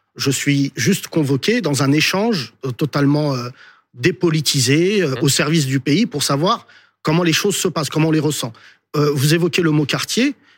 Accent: France; je suis français de confession musulmane

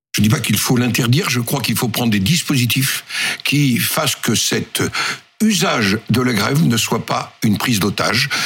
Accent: Nord, Pas-de-Calais, Hauts-de-France, France; chez moi dans le Nord, euh, Pas-de-Calais

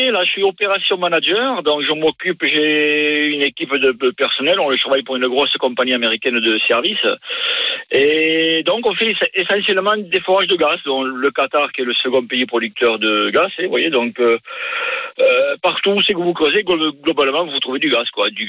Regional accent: Lourdes, Occitania, France; suis du sud-ouest.

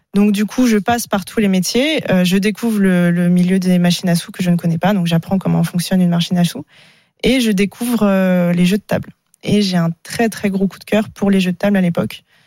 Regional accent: Paris, Île-de-France, France; revenir chez moi à Paris

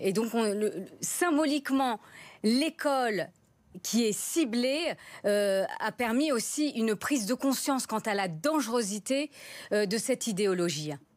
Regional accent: France; je suis française de confession musulmane

